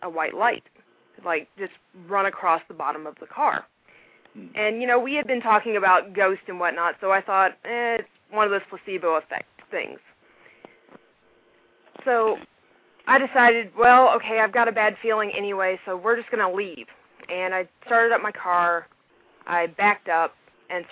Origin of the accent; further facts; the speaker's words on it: Tennessee, United States; now in Okinawa, Japan; I'm technically from Tennessee, which is where the 615 comes from, but I'm in Okinawa right now